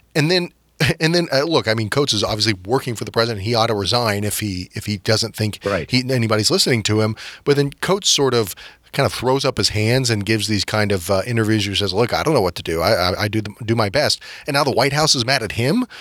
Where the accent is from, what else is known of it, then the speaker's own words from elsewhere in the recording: Atlanta, Georgia, United States; now in Washington, D.C., United States; I'm from Atlanta